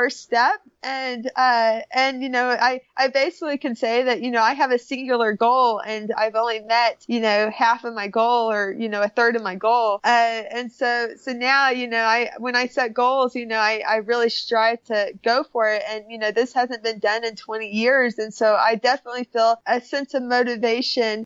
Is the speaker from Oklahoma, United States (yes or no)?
yes; Oklahoma, United States; Growing up in Oklahoma, I grew up eating a lot of meat and a lot of beef